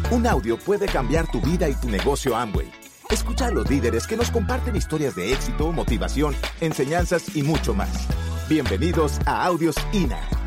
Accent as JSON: {"language": "Spanish", "country": "Colombia", "said": "en mi país hay cuatro clases sociales, la alta, la media, la baja y los músicos. Tenemos, son cuatro clases sociales que hay en Colombia"}